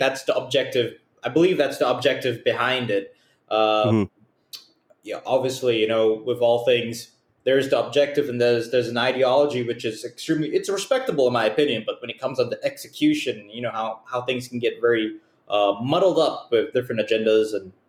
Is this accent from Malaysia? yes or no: yes; Malaysia; I grew up as in a Muslim household. I don't practice it anymore, but growing up in Malaysia